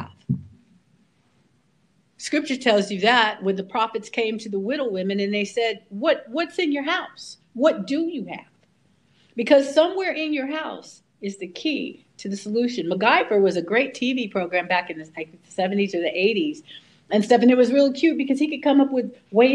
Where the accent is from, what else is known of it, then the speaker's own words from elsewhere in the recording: California, United States; I'm a Californian